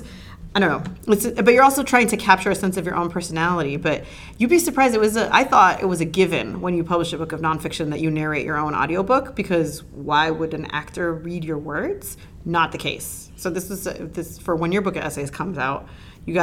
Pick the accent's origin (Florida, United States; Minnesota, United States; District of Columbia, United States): Florida, United States; Hialeah; moved away; I grew up calling that the Gratigny, because I'm from Hialeah